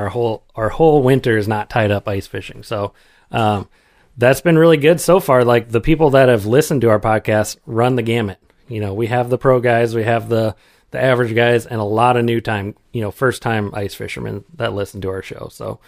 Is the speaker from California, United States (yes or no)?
no; Iowa, United States; So I grew up over on the Mississippi, over in eastern Iowa.